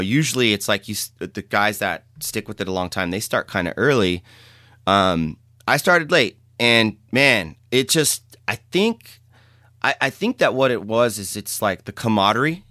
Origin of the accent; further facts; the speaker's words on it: San Jose, California, United States; I grew up in San Jose, city kid